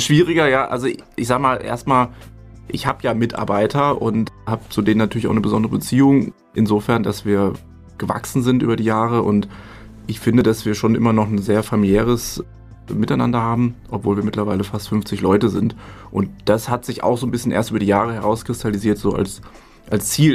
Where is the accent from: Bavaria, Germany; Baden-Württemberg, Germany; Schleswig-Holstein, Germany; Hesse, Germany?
Hesse, Germany; also born or lived in Berlin; Mutter aus Nordrhein-Westfalen, Vater aus Bayern, aufgewachsen in Hessen